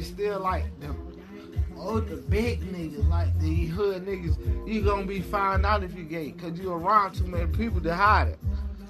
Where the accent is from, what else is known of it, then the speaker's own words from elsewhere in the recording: Albany, Georgia, United States; I'm from Albany.